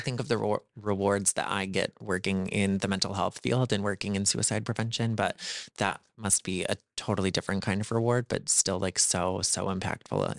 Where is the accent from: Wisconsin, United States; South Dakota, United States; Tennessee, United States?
South Dakota, United States; a fellow South Dakotan